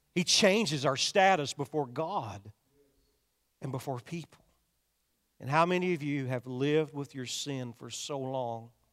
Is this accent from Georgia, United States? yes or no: no; Kentucky, United States; I'm from Kentucky